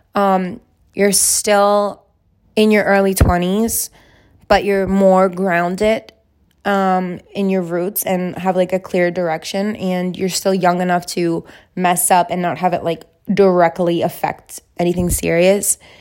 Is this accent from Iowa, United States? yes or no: no; Alaska, United States; I'm from Alaska